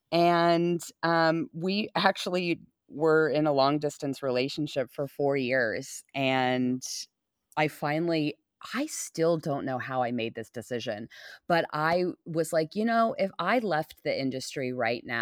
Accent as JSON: {"language": "English", "town": "Los Angeles", "region": "California", "country": "United States", "lives_now": "Oklahoma, United States", "said": "and where I come from in LA, it's like eh, very like old parents are having children."}